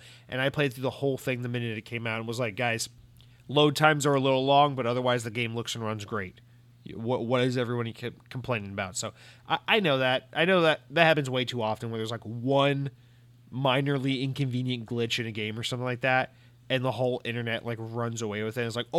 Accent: New Jersey, United States; Because I am from New Jersey, and I do plan on threatening these people.

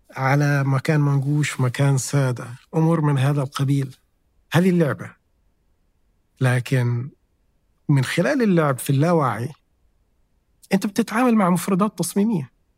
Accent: Jeddah, Makkah Province, Saudi Arabia; أنا من أهل جدة

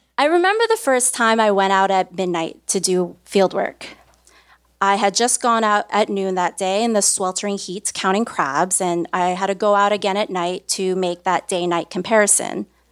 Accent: Brooklyn, New York, United States; I was born and raised in Brooklyn, New York, right here

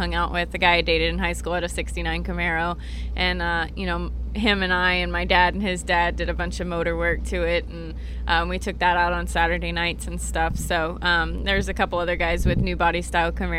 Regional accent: Texas, United States; I'm from Texas

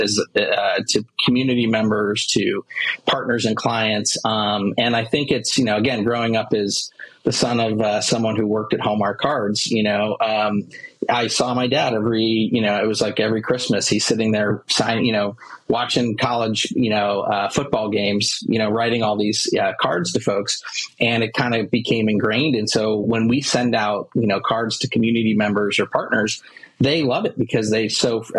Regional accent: Cleveland, Ohio, United States; moved away as an adult; also born or lived in Virginia; I grew up in the Midwest here in the United States, Cleveland, Ohio

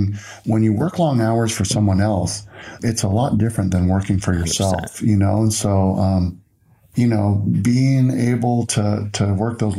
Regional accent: Los Angeles, California, United States; growing up in Los Angeles

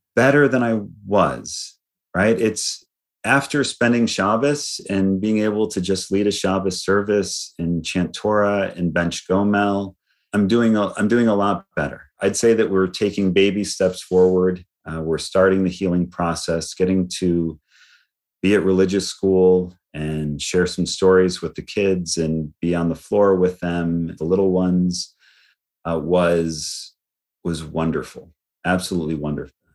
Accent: Lansing, Michigan, United States; now in Texas, United States; I was born in Lansing, Michigan

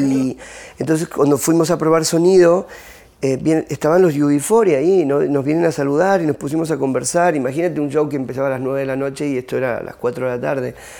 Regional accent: Argentina; moved away; en mi país

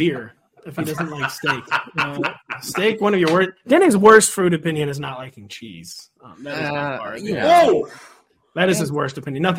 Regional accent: St. Louis, Missouri, United States; I'm from St. Louis, man.

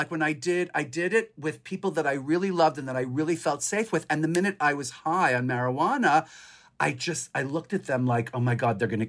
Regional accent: New York City, New York, United States; as a New Yorker, it's very hard to leave. I'm from here.

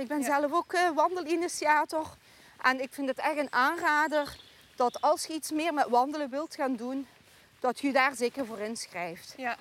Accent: Poeteren, Flanders, Belgium; moved away as an adult; now in Stevensweert, Netherlands; Ik ben altijd opgegroeid in de Poeteren. Dus hier in dit dorp Doreen, waar wij vandaag wandelen

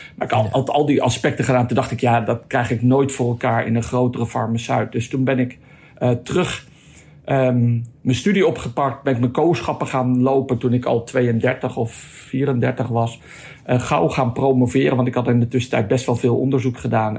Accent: Netherlands; als Nederlander

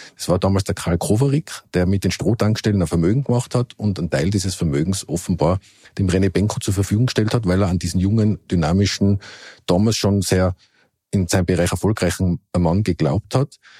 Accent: Innsbruck, Tyrol, Austria; now in Vienna, Austria; als Bürger von Innsbruck oder Ex-Bürger, jetzt bin ich ja Wiener

